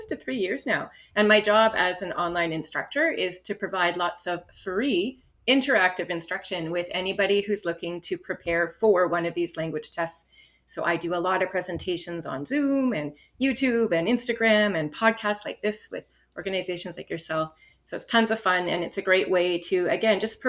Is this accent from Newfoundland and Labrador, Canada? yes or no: no; Northern Ontario, Canada; first language English; moved away as an adult; now in Vancouver, Canada; I'm from Northern Ontario. So I actually completed my undergraduate degree and my teacher certification in my hometown at the university there